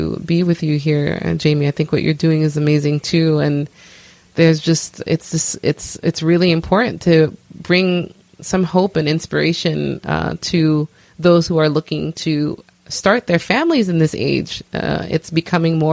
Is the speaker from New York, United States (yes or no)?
yes; New York City, New York, United States; I am originally from Brooklyn, New York, of Haitian descent